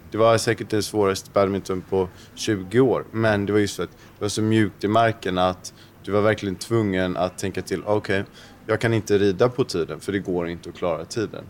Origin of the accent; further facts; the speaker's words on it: Sweden; som svensk